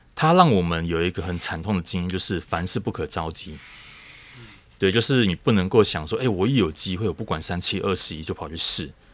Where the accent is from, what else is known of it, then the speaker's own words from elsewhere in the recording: Taiwan; 台湾这样子的，我们，我们自己土生土长的这个环境